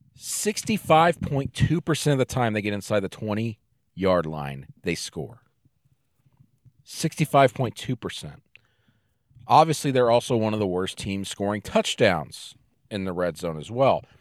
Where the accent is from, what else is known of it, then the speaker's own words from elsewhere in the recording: Arkansas, United States; I'm from Arkansas